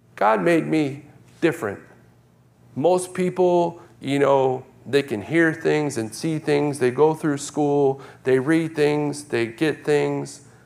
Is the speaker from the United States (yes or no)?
yes; New York, United States; moved away; I grew up in New York